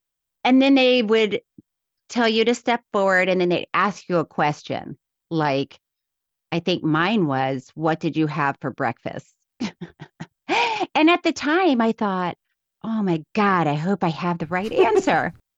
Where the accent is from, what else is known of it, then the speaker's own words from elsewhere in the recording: Miami Beach, Florida, United States; born there; No, I wasn't born in I was born in Miami Beach, but Frostproof, my dad was born in Frostproof.